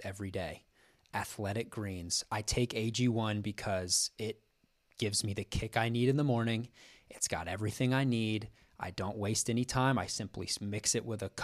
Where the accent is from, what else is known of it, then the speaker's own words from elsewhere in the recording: Kansas, United States; moved away; growing up in Kansas, you know, my parents went to the University of Kansas. I grew up going to Allen Fieldhouse